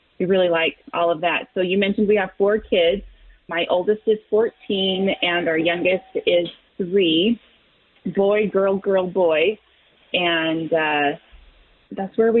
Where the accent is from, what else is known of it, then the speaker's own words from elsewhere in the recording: Salt Lake City, Utah, United States; also born or lived in Logan, Utah; I grew up born and raised in Salt Lake, Utah